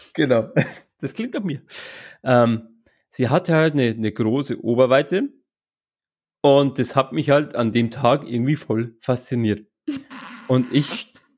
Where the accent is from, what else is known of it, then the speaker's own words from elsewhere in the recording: Straubing, Bavaria, Germany; Ich komme ja aus Straubing